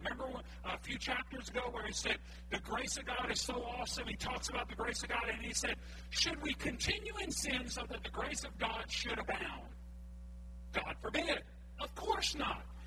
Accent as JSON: {"language": "English", "area": "Cajun", "region": "Louisiana", "country": "United States", "said": "I'm Cajun"}